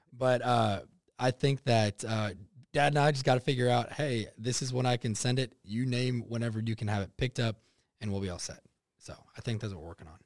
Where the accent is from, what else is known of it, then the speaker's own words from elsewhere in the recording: United States; also born or lived in Texas / Oklahoma; growing up in Texas and Oklahoma